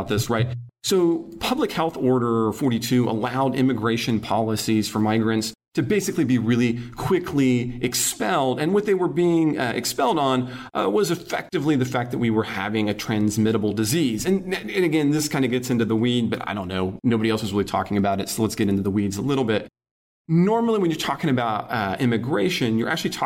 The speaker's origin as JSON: {"language": "English", "country": "United States", "tie": "born or raised there", "moved": "yes", "said": "back in my hometown"}